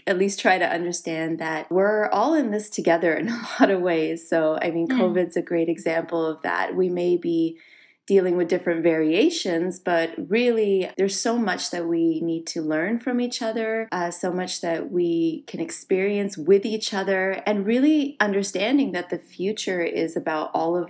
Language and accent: English; Canada; also born or lived in Singapore; now in United States; Yes, so I was born in Singapore. My parents were living there at the time for my father's work. And it's interesting, I was born a Canadian citizen. So in Singapore, you're not born with birthright. And so we moved to Canada when I was 4 years old. I grew up there.